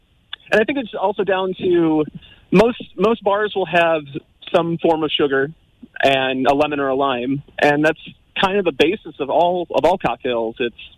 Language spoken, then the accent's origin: English; Detroit, Michigan, United States; moved away as an adult; now in Limerick, Ireland; Yeah, so I'm originally from Detroit, Michigan in the United States. And in August of 2020, I decided to make a move to Ireland.